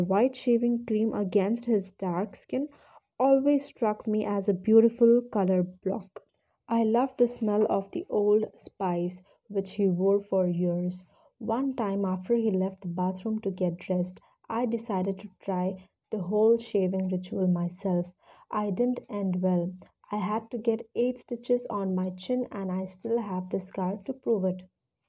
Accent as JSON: {"language": "English", "town": "Jamshedpur", "region": "Jharkhand", "country": "India", "tie": "born there", "said": "By the time my mother was pregnant with me, they had been posted to Bareilly, although I was born in Jamshedpur in Jharkhand. That's where my grandparents lived, and my mother had traveled there to be with them at the time of my birth."}